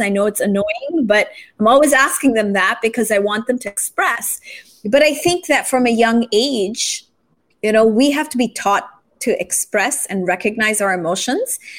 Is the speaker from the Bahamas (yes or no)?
no; Japan; now in Philippines; I grew up in Japan